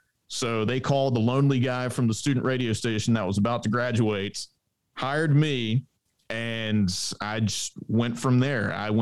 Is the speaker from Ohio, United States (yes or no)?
no; Mobile, Alabama, United States; growing up in Mobile